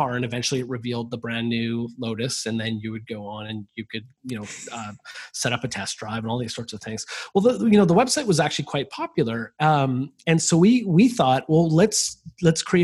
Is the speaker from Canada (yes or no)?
yes; Vancouver, British Columbia, Canada; I'm from Vancouver, and Vancouver's right next to the border with the United States